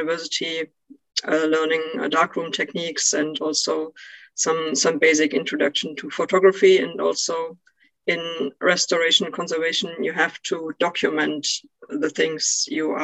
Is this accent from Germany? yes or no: yes; eastern Germany, Germany; I grew up in Eastern Germany.